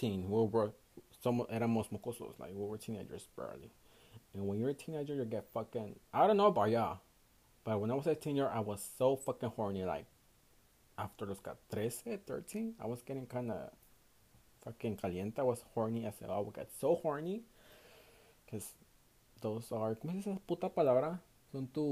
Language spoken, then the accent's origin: English; Houston, Texas, United States; I was born and raised in Houston, Texas, in the United States